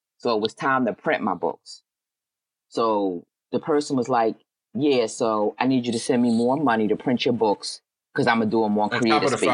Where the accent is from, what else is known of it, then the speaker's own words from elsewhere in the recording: Philadelphia, Pennsylvania, United States; I'm from Philly.